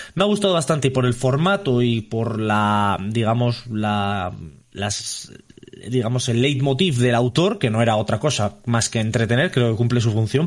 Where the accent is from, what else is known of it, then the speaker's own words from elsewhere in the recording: Burgos, Castile and León, Spain; somos de Burgos